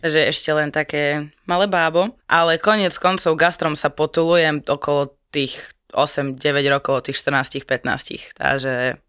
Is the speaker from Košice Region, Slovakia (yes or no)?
yes; Košice, Košice Region, Slovakia; moved away as an adult; now in Nitra, Slovakia; Košic, pôvodne, pochádzam. Hrdý Košičan, varený, pečený. Ale žijem, študujem, fungujem, existujem už 5 rokov v Nitre.